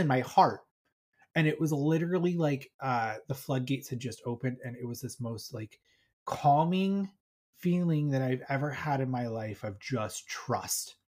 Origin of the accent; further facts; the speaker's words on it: Colorado, United States; I'm from Colorado